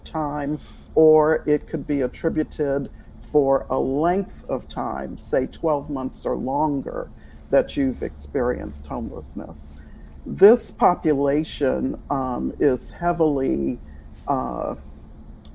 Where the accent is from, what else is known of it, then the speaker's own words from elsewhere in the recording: New Orleans, Louisiana, United States; now in Atlanta, United States; I grew up in New Orleans